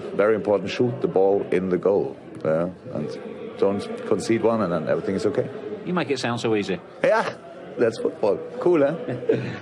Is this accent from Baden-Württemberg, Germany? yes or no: yes; Black Forest, Baden-Württemberg, Germany; English is a second language; moved away as an adult; also born or lived in Mainz / Dortmund; now in Liverpool, United Kingdom; I came from Black Forest